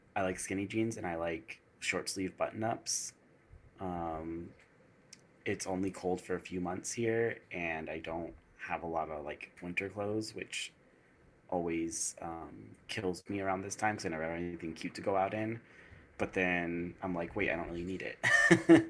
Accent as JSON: {"language": "English", "region": "East Coast", "country": "United States", "tie": "born or raised there", "also_born_or_lived": "the desert (western US)", "moved": "yes", "said": "I was born on the East Coast"}